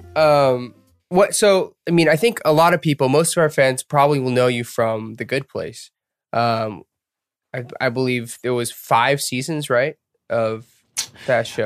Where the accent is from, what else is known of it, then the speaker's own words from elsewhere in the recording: Atlanta, Georgia, United States; moved away as an adult; also born or lived in Boston; We're American. Um, so yeah, we're American. We're born and raised in Atlanta